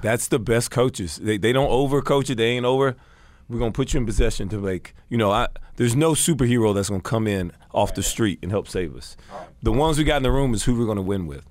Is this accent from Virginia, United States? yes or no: no; Alabama, United States; myself growing up in Alabama